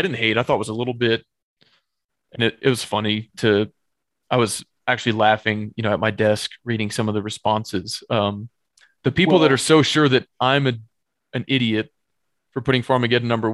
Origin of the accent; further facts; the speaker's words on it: Austin, Texas, United States; moved away; I was born and raised in the People's Republic of Austin